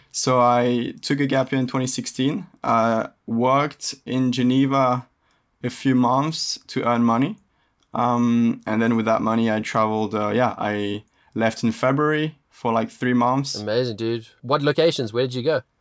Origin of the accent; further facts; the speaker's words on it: Indonesia; The fact that I lived actually, I grew up in in Indonesia, uh, yeah.